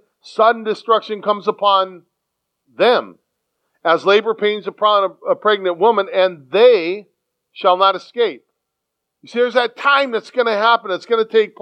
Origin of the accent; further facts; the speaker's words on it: San Diego, California, United States; moved away; a city boy, born and raised in San Diego